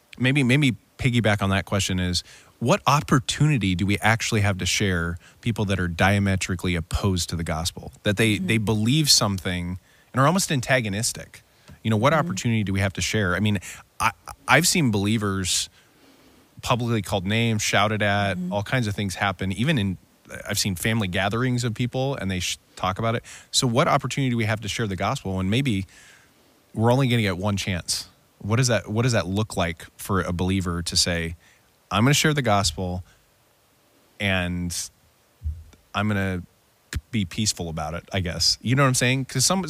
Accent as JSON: {"language": "English", "region": "California", "country": "United States", "tie": "born or raised there", "moved": "yes", "said": "I grew up in California. I think California is very different than here, right?"}